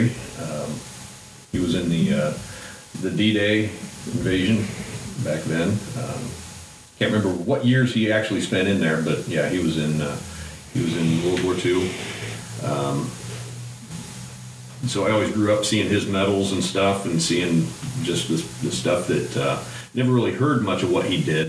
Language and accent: English; near Logansport, north central Indiana, United States; also born or lived in Georgia; I grew up in north central Indiana, a little town close to Logansport